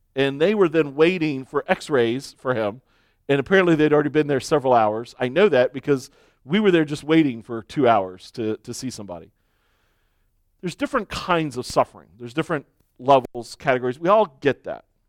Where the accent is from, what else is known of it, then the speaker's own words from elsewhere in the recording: United States; as American Christians